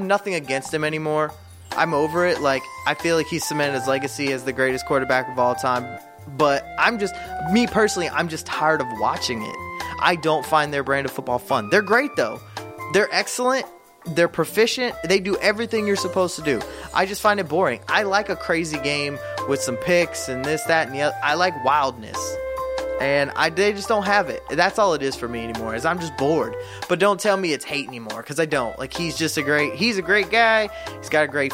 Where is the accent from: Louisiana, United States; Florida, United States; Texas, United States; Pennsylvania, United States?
Florida, United States; I'm from Florida